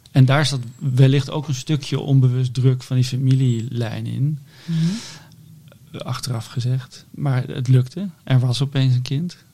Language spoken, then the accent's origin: Dutch; Netherlands; wij allemaal als Nederlander